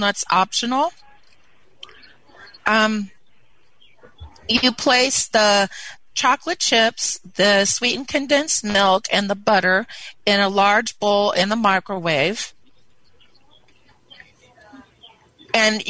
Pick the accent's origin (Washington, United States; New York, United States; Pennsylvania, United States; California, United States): California, United States; Carson; I'm from Carson, California